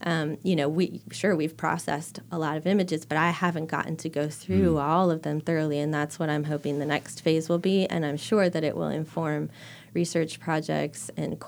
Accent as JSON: {"language": "English", "town": "San Diego", "region": "California", "country": "United States", "said": "they found out that I was from San Diego when at the time there was a big fire."}